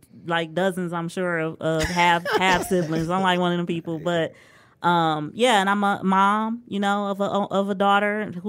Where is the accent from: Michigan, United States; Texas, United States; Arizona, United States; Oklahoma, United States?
Michigan, United States; Detroit; I went to Hallie, you know, then Cass. And, you know, I grew up in Detroit.